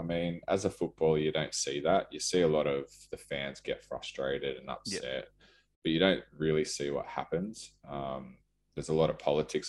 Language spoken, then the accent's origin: English; Cronulla, New South Wales, Australia; now in Newcastle, Australia; I live here now. I'm from Cronulla, but I consider this my home, obviously. My family's here.